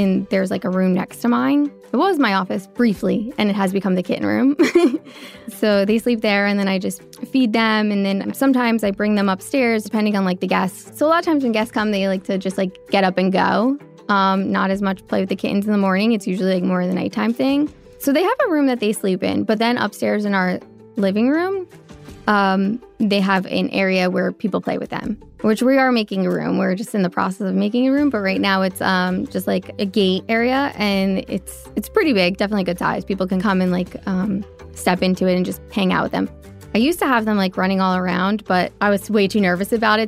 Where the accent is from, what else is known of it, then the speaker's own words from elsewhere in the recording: Long Island, New York, United States; moved away as an adult; now in Hoboken, United States; I'm from Long Island